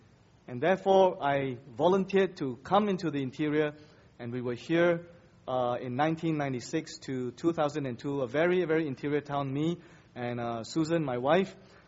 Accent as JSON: {"language": "English", "region": "Kuala Lumpur", "country": "Malaysia", "said": "It was a culture shock because I come from Kuala Lumpur. I was a city boy, and this is just jungle around me"}